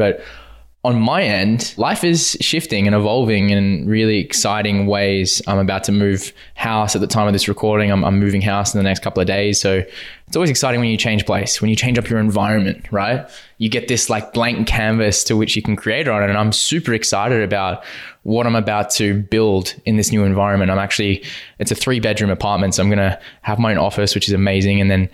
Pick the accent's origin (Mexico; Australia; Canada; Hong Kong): Australia; Western Australia; growing up in Western Australia